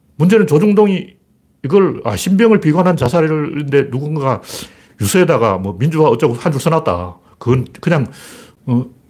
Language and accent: Korean; Gyeongsang, South Korea; 나 경상도 사람인데도